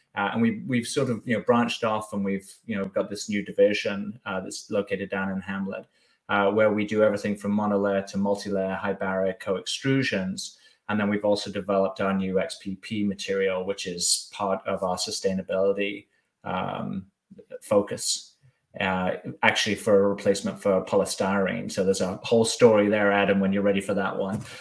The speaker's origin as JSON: {"language": "English", "town": "Bath", "region": "South West England", "country": "United Kingdom", "tie": "born or raised there", "also_born_or_lived": "Germany / France / Brussels", "moved": "as an adult", "lives_now": "United States", "said": "I was born born and raised in Bath on the southwest, and then moved around. Was living in Germany for a year or two, and then France and uh, Brussels before okay. coming to the States."}